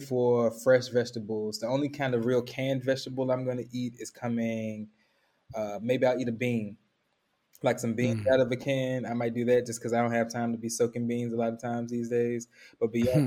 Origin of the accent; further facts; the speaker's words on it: Memphis, Tennessee, United States; I'm from Memphis, so we eat slaw with barbecue and we eat slaw with fish